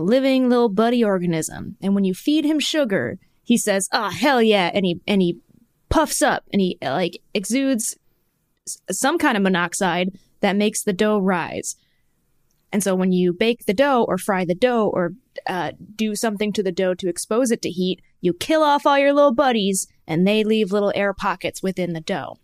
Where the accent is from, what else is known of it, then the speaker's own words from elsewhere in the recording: Michigan, United States; growing up in Michigan, when I was a kid